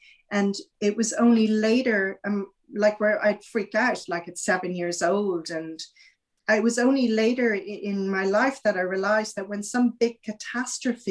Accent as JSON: {"language": "English", "country": "Ireland", "tie": "born or raised there", "said": "I grew up in Ireland, you know, and it was a very, very Catholic country"}